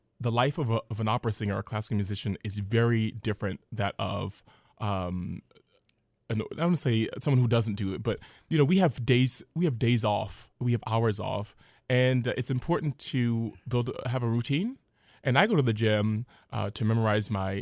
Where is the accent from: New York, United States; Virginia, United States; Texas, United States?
New York, United States; New York City; I grew up in Harlem, New York, in New York City